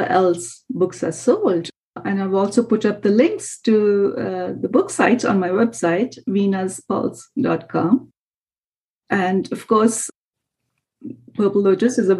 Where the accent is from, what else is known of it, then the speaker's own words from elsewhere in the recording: India; moved away; my home country